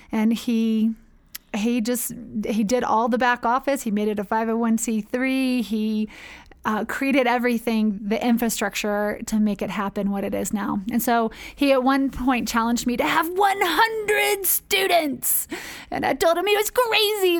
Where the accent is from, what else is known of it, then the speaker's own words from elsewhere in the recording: North Carolina, United States; moved away as an adult; also born or lived in Spartanburg, South Carolina; now in Ecuador; I grew up in North Carolina, born and raised in the Episcopal Church